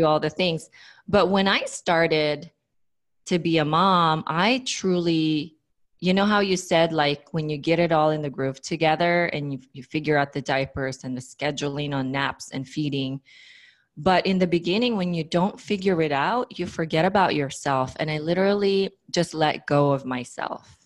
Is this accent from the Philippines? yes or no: yes; Philippines; moved away; I grew up in the Philippines